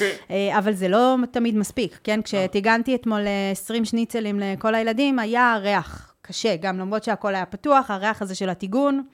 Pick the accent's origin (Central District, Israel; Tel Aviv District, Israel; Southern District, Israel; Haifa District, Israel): Tel Aviv District, Israel; Tel Aviv; also born or lived in Netherlands; כשאני גדלתי במרכז תל אביב